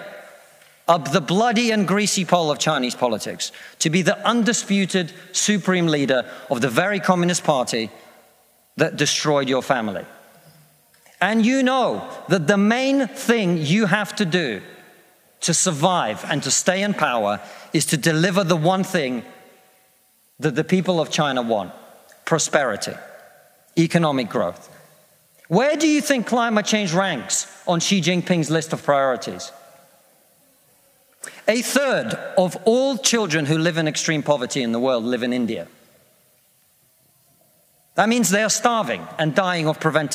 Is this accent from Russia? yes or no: yes; Russia; now in United Kingdom; I come from Russia, which is not a poor country, it's a middle-income country.